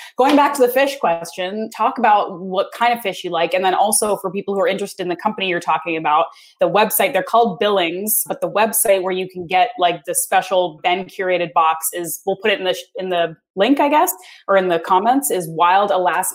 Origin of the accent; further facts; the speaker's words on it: East Coast of Canada, Atlantic Canada, Canada; I'm from the East Coast.